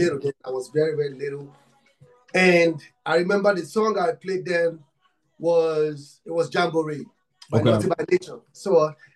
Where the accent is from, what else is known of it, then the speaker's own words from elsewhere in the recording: Nigeria; I'm from Africa, Nigeria. I'm from Nigeria